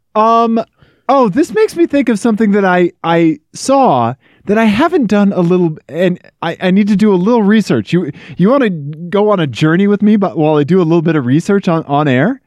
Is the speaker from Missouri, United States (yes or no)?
yes; Missouri, United States; moved away; Missouri, my home state